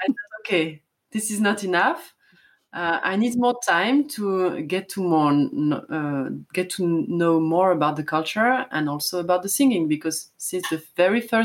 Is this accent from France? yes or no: yes; southern France, France; also born or lived in Paris; I was born in France, in the south of France